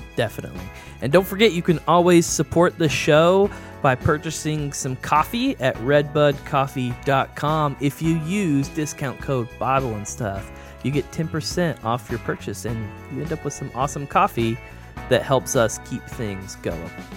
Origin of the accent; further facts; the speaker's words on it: the South, United States; growing up in the South